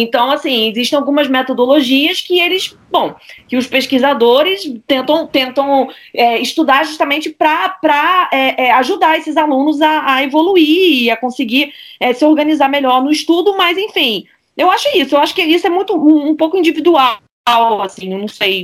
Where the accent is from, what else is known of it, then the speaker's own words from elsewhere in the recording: Rio de Janeiro, Brazil; moved away as an adult; now in Paris, France; eu fui criada a minha vida toda no Brasil, mas estudei na escola francesa é, do Rio de Janeiro